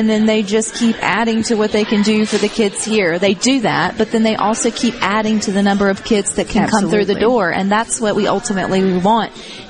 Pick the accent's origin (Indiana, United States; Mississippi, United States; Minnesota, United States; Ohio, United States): Mississippi, United States; Columbus; moved away as an adult; now in Southaven, United States; So I'm originally from Columbus, Mississippi